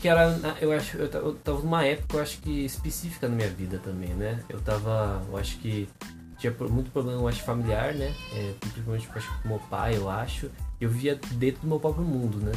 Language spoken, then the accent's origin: Portuguese; Artur Nogueira, São Paulo, Brazil; moved away; also born or lived in Limeira; eu morei grande parte da minha vida em Arthur Nogueira